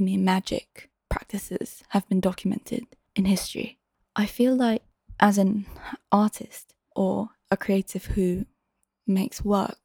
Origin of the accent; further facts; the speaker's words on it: Singapore; moved away as an adult; now in London, United Kingdom; I was living back in my hometown in Singapore for a while